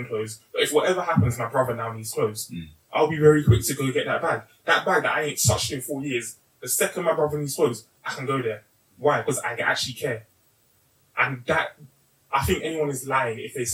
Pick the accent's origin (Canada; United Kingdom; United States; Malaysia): United Kingdom; Kent, South East England; we're coming from Kent